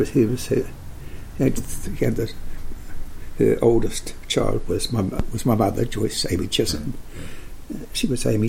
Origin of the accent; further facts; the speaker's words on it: Wellington, New Zealand; I was born in Wellington